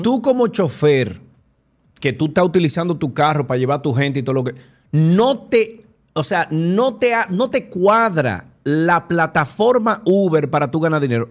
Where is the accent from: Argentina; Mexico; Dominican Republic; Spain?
Dominican Republic; Cibao; yo soy del Cibao también